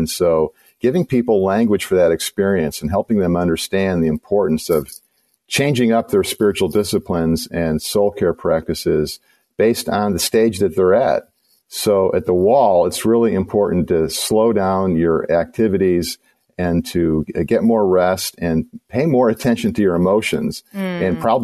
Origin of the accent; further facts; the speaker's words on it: Chicago, Illinois, United States; I'm from Chicago